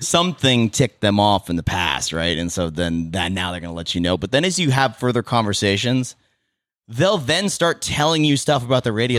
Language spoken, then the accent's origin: English; Petaluma, California, United States; born and raised in Petaluma